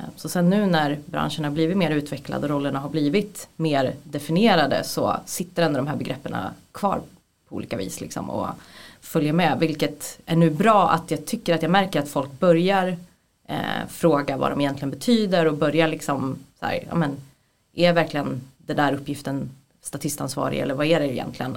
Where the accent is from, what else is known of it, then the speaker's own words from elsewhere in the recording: Gävle, Gävleborg County, Sweden; now in Stockholm, Sweden; jag är från Gävle från början, eh, jag är 33 år gammal men jag har bott i Stockholm väldigt länge